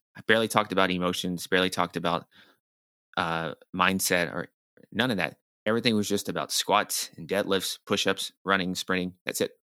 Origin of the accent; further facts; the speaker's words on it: Nashville, Tennessee, United States; moved away as an adult; also born or lived in New York City; I'm from Nashville, Tennessee, which is the, the, the, kinda the deep south